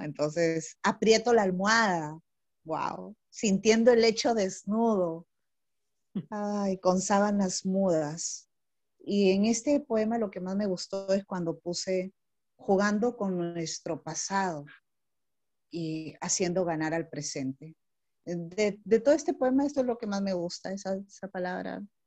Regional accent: Chiclayo, Lambayeque, Peru; also born or lived in Puerto Eten, Peru / Ayacucho, Peru; yo soy de acá de Chiclayo, pero cuando tuve como 14 años me fui a vivir a un sitio que se llama Puerto Eten

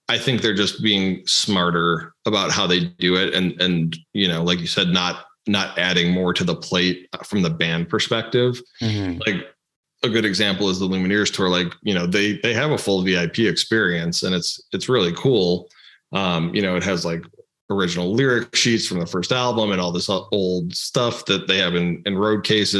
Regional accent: Chicago, Illinois, United States; moved away; I grew up in the Chicago area.

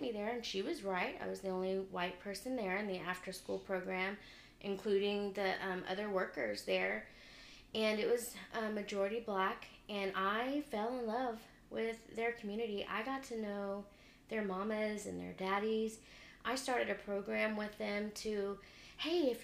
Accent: Round Rock, Texas, United States; also born or lived in Houston; I grew up in Round Rock my whole life, and I had to move my senior year of high school to Houston

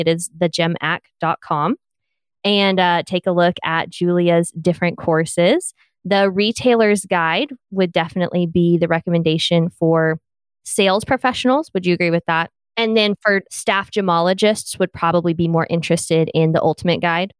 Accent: the South, United States; accent: Southern; I'm Southern

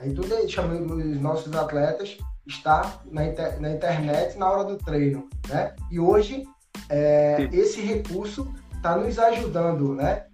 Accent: Pernambuco, Brazil; sou brasileiro, sou nordestino, pernambucano e moro no Alto José do Pinho

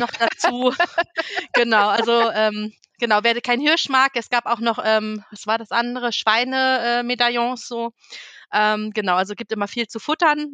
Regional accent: Northern Germany, Germany; moved away; ich bin ja gebürtige Norddeutsche und habe da noch meine Oma und die Seite meines Vaters, äh, die wohnen ja noch komplett dort oben

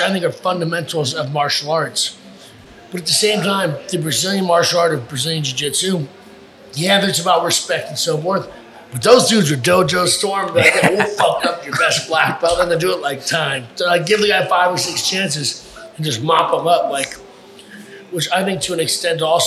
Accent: Los Angeles, California, United States; moved away as an adult; now in Florida, United States; I'm from Los Angeles, born and raised

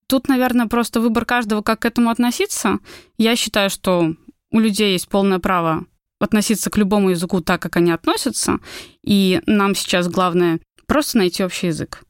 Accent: Belarus; moved away as an adult; now in Georgia; мы приехали из Беларуси

